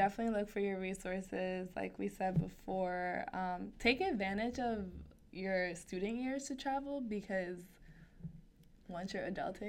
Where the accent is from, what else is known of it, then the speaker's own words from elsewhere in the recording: United States; And I bring up race because I'm American, and that's all I know.